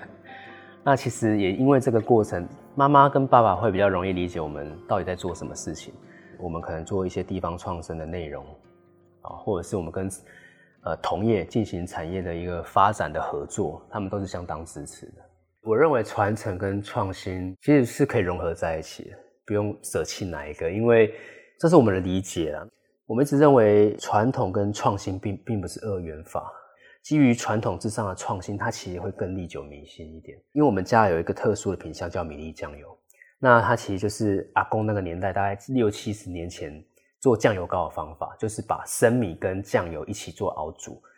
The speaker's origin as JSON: {"language": "Chinese", "country": "Taiwan", "said": "这也是为什么我们就是台湾人的原因啊，我们就是吃这个东西长大的"}